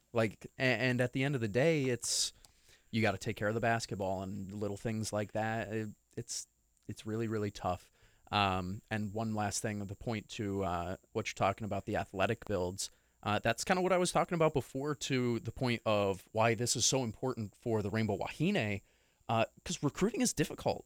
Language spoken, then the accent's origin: English; New York, United States; moved away; I come from New York